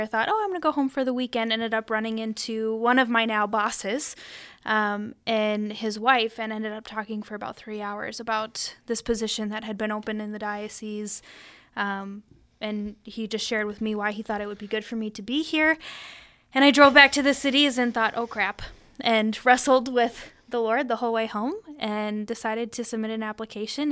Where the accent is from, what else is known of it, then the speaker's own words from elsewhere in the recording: Sioux Falls, South Dakota, United States; I'm from Sioux Falls